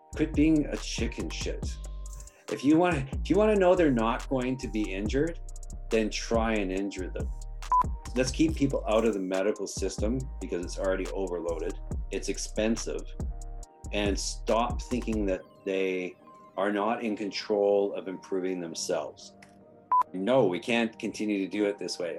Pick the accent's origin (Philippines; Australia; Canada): Canada; also born or lived in Greece / England; now in Chichester, United Kingdom; as a Canadian